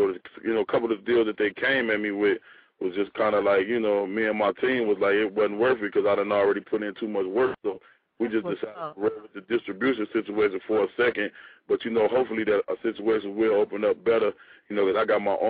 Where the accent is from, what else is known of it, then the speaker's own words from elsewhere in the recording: Chicago, Illinois, United States; you know, I'm from Chicago, but they just never heard nobody in the Midwest that like sound like me.